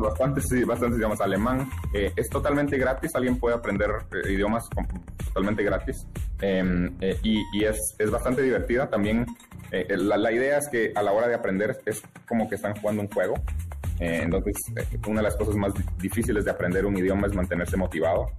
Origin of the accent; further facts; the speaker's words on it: Guatemala; now in United States; yo soy de Guatemala